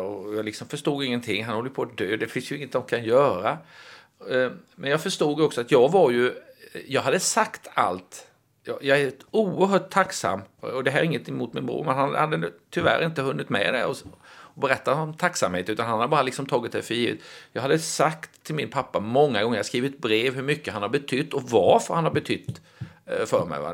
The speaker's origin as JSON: {"language": "Swedish", "region": "Småland", "country": "Sweden", "said": "jag är ju smålänning, jag är ju djupt rotad i den småländska traditionen"}